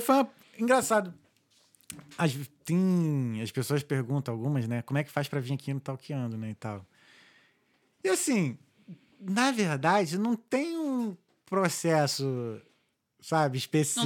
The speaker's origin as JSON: {"language": "Portuguese", "region": "Rio de Janeiro", "country": "Brazil", "moved": "yes", "lives_now": "Ireland", "said": "A gente é do Rio"}